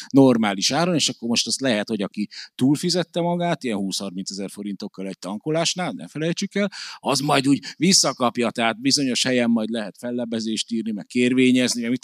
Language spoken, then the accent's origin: Hungarian; Hungary; rögtön lerít rólam, hogy magyar vagyok